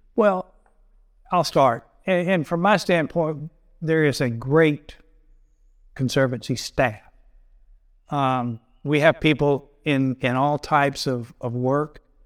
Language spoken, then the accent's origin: English; Augusta, Georgia, United States; now in Kiawah Island, United States; I grew up in outside Augusta, Georgia, rural setting, the typical dead end dirt road.